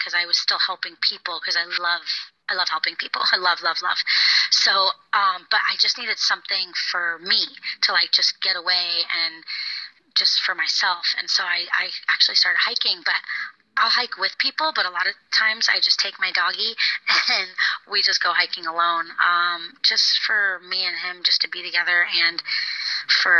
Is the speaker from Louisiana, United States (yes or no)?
no; Florida, United States; moved away as an adult; I grew up in Florida, so I moved far away